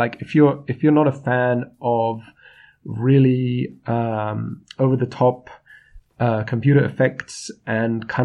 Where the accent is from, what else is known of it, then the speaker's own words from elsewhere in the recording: United Kingdom; I'm the British …